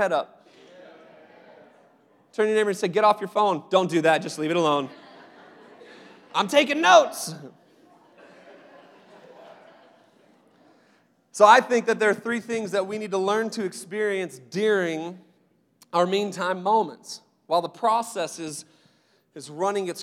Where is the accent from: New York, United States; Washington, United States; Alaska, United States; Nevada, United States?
Washington, United States; Seattle; moved away; also born or lived in Phoenix; I grew up in Seattle for the most part